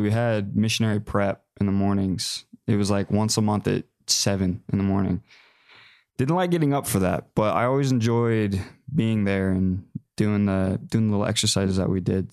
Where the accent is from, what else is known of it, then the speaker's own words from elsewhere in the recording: McKinney, Texas, United States; I grew up in Texas, Dallas area. So, about 45 minutes north of Dallas in McKinney